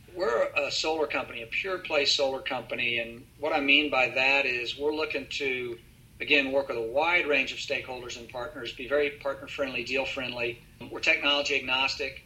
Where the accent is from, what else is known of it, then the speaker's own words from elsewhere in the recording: Texas, United States; being a Texan